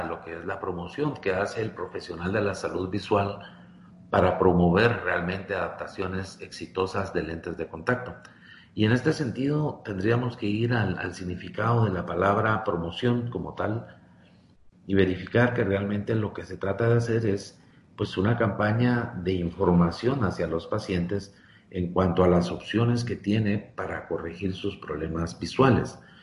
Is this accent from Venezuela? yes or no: no; Guatemala; por mi país, Guatemala